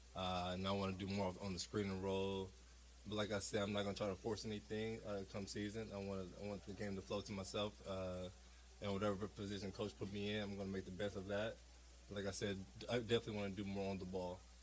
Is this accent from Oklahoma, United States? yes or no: yes; Tulsa, Oklahoma, United States; I came from Tulsa.